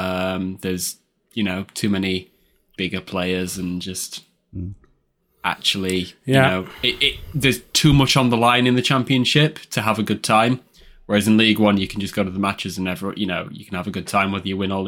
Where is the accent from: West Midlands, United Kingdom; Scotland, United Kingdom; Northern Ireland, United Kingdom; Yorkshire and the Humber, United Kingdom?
Yorkshire and the Humber, United Kingdom; Sheffield; now in Barnsley, United Kingdom; I'm from Sheffield. I live in Barnsley now. Bit of a traitor.